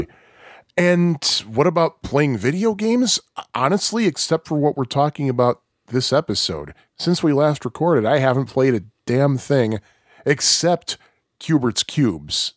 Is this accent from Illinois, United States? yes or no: yes; Kankakee, Illinois, United States; moved away as an adult; also born or lived in Bourbonnais, Illinois; now in Chicago, United States; I was born in Kankakee, but that's because there are no hospitals in Bourbonnais